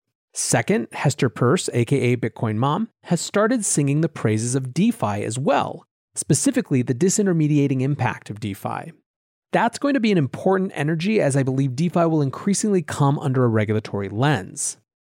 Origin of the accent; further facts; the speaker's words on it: New York, United States; But as a New Yorker who lives in the shittiest US state regime around crypto, I will absolutely take it.